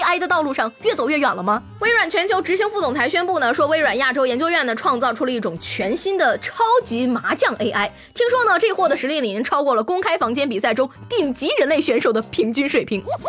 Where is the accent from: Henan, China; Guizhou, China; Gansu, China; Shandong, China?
Shandong, China; 我们山东人开挖掘机